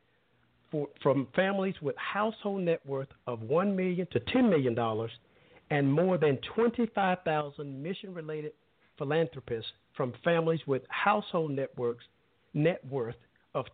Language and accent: English; Alabama, United States; I'm from a little smaller town in Alabama, and where everybody knew everyone, and it's always a running joke of, you know, everybody there in my hometown, we were cousins